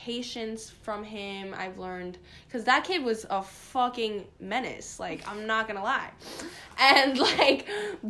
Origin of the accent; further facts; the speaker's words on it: New York City, New York, United States; I am from Queens, New York